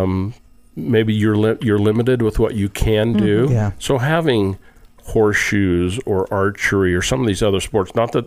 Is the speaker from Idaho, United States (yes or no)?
yes; Rexburg, Idaho, United States; I grew up in Rexburg, Idaho